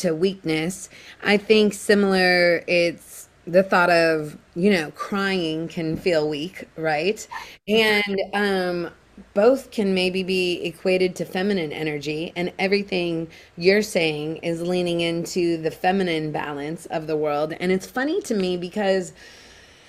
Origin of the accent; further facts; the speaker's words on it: Seattle, Washington, United States; I grew up in Seattle